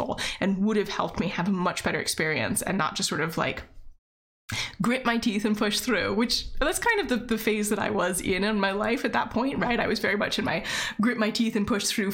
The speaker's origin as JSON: {"language": "English", "region": "Virginia", "country": "United States", "also_born_or_lived": "Seattle", "moved": "as an adult", "said": "I moved back home to Virginia."}